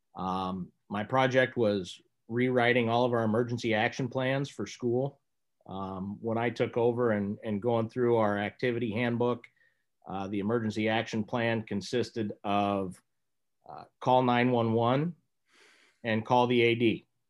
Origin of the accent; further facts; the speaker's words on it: Lincoln, Nebraska, United States; I grew up in Lincoln, Nebraska